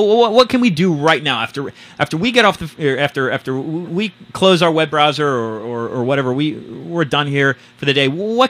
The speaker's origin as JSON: {"language": "English", "town": "San Francisco", "region": "California", "country": "United States", "said": "I'm from San Francisco"}